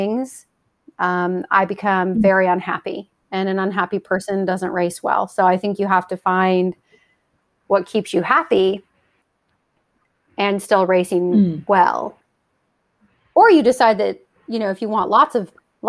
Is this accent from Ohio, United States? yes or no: yes; Ohio, United States; We're both from Ohio